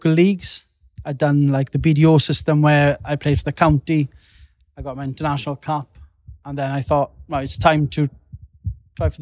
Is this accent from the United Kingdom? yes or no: yes; Wales, United Kingdom; being Welsh as well, the support we get from Wales